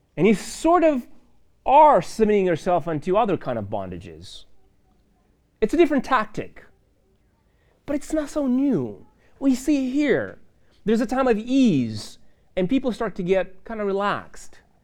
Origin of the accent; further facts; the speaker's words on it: Moldova; moved away; I grew up in Moldova